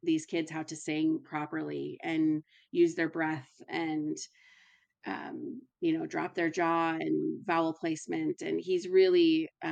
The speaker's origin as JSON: {"language": "English", "region": "Minnesota", "country": "United States", "also_born_or_lived": "Alabama", "moved": "as an adult", "lives_now": "Lawrence, United States", "said": "I'm originally from Minnesota, and I moved to the South to go to school"}